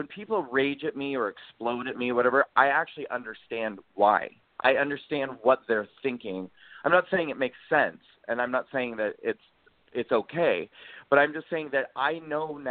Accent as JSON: {"language": "English", "region": "Nebraska", "country": "United States", "tie": "born or raised there", "also_born_or_lived": "New York City", "moved": "as an adult", "said": "I grew up in Nebraska, and I moved to New York to pursue acting and singing."}